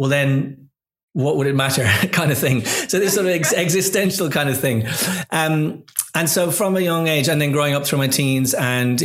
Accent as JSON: {"language": "English", "town": "Dublin", "region": "Leinster", "country": "Ireland", "tie": "born or raised there", "moved": "yes", "said": "As a young boy, I grew up in Dublin in Ireland."}